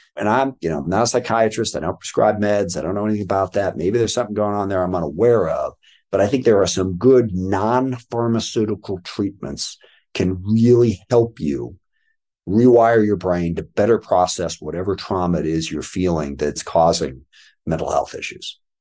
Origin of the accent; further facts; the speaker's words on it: Washington, United States; I was born in Washington, D C, but was raised out here by my adoptive parents